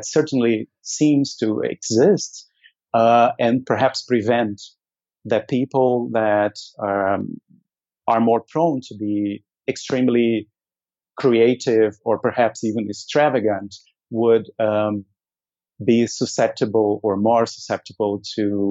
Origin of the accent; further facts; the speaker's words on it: Brazil; now in Germany; I am originally from Brazil